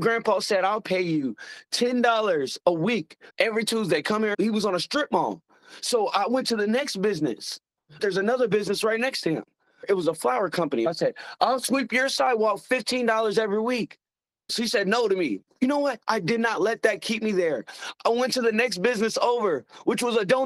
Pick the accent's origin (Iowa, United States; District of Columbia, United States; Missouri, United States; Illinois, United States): Missouri, United States; I'm from Missouri. We call ourselves a show me state.